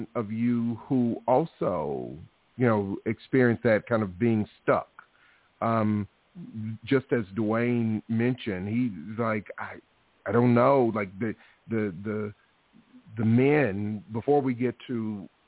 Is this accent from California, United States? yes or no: no; Alabama, United States; me growing up in Alabama